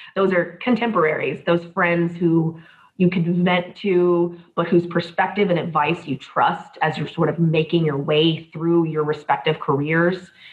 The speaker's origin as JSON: {"language": "English", "town": "Columbia", "region": "South Carolina", "country": "United States", "tie": "born or raised there", "moved": "as an adult", "lives_now": "Hillsborough County, Florida, United States", "said": "I was born and raised in Columbia, South Carolina"}